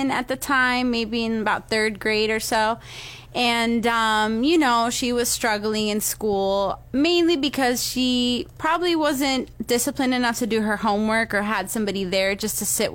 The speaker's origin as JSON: {"language": "English", "town": "Pinecrest", "region": "Florida", "country": "United States", "tie": "born or raised there", "said": "So I'm from Miami originally, and my family's from Venezuela. And basically, I grew up in Pinecrest"}